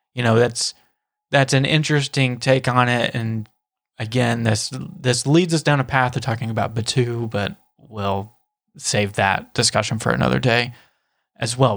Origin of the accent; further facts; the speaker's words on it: Nashville, Tennessee, United States; I'm from Nashville